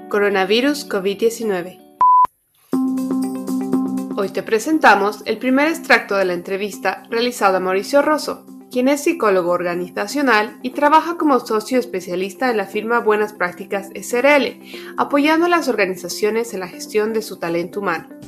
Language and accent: Spanish; Bolivia